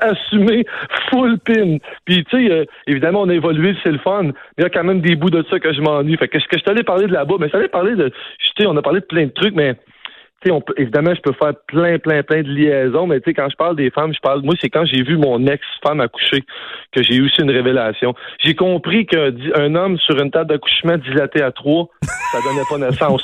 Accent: Quebec, Canada; je suis quand même extrêmement fier de venir d'ici puis d'être un Québécois

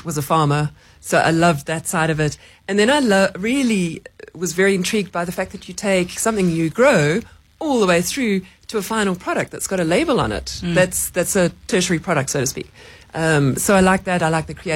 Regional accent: New Zealand; moved away as an adult; now in Johannesburg, South Africa; I'm a Kiwi originally

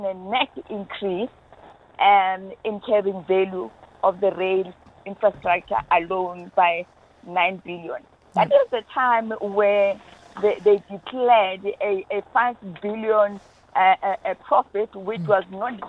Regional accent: South Africa; as South African

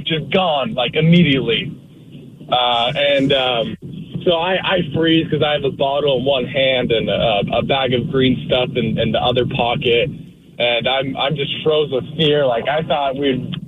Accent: Spokane, Washington, United States; now in Shelton, United States; I grew up in Spokane

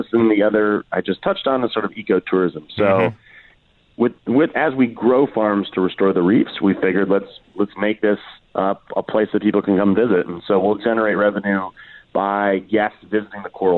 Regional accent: Washington, District of Columbia, United States; I'm from Washington, D.C.

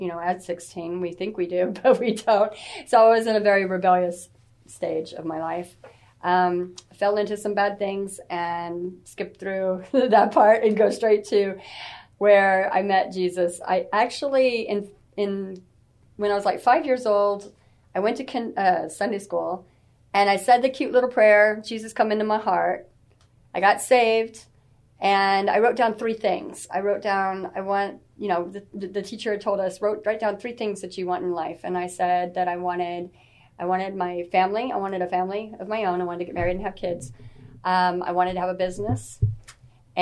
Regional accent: San Antonio, Texas, United States; I am from San Antonio. I'm basically born and raised here.

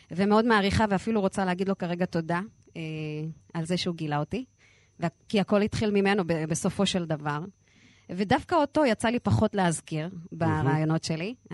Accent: Lod, Central District, Israel; נכון, גדל, גדלתי בפריפריה.

